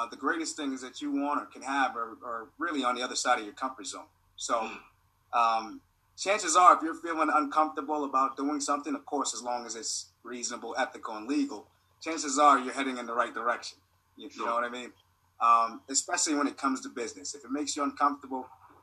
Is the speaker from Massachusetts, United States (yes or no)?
yes; Boston, Massachusetts, United States; moved away as an adult; also born or lived in Daytona Beach; now in Orlando, United States; I'm from Boston originally